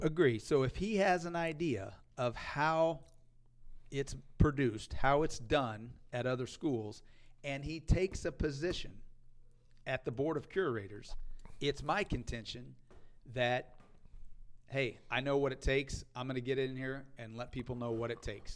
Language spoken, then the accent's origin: English; Missouri, United States; I grew up here in Missouri, so I am a Missouri fan